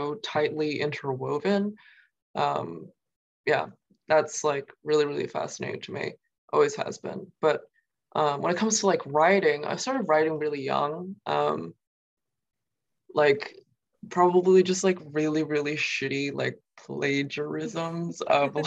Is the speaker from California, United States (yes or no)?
no; Queens, Long Island, New York, United States; first language Mandarin Chinese; also born or lived in Nanjing; I grew up like in Queens at first, in New York, and then eventually like on Long Island